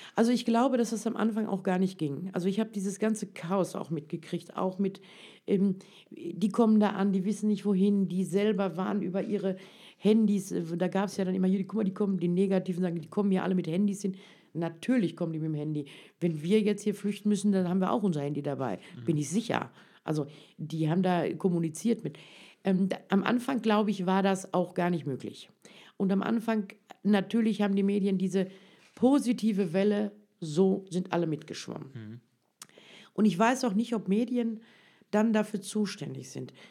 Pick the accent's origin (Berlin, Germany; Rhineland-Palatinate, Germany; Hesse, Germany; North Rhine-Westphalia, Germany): North Rhine-Westphalia, Germany; Ich bin hier als Türke groß geworden